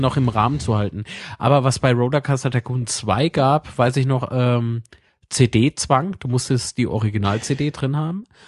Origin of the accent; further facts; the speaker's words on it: Zweibrücken, Rhineland-Palatinate, Germany; moved away; ich habe äh, eine Wohnung in meiner Heimatstadt in Zweibrücken und eine hier, äh, wo ich jetzt halt wohne.